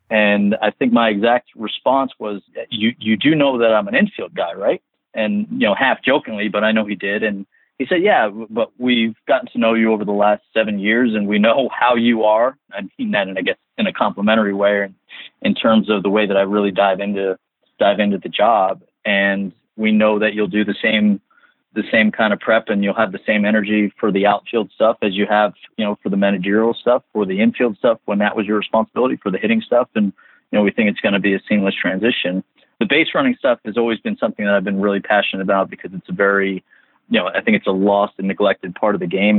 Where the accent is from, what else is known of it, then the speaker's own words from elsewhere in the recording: New Jersey, United States; I grew up in New Jersey